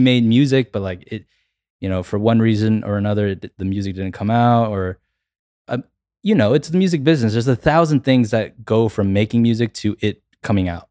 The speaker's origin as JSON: {"language": "English", "town": "Atlanta", "region": "Georgia", "country": "United States", "said": "I'm from Atlanta, so, you know, I grew up listening to a lot of hip hop"}